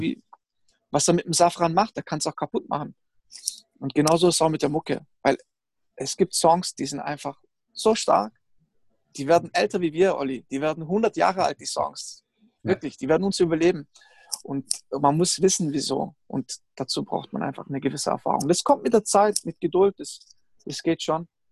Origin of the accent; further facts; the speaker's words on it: Stuttgart area, Baden-Württemberg, Germany; ich bin ja auch aus dem Stuttgarter Raum